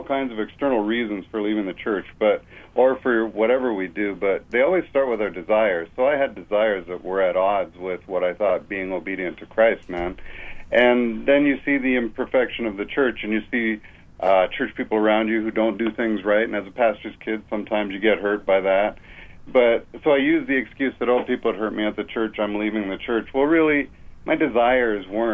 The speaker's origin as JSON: {"language": "English", "country": "Canada", "also_born_or_lived": "Toronto", "moved": "as an adult", "lives_now": "California, United States", "said": "I'm a Canadian, and I was living in Toronto"}